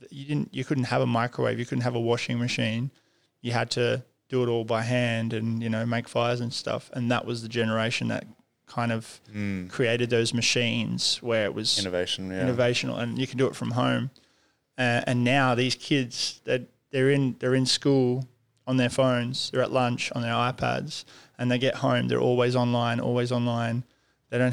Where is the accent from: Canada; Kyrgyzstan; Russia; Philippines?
Kyrgyzstan; I was born in Kyrgyzstan, and I lived in the mountains.